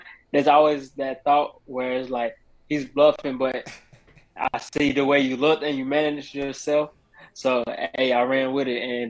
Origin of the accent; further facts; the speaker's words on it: Salisbury, North Carolina, United States; I'm from Salisbury, North Carolina. You know what, man, 704.